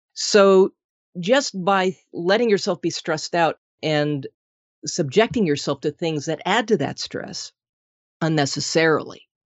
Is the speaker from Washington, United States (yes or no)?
no; Minnesota, United States; moved away; I'm originally from Minnesota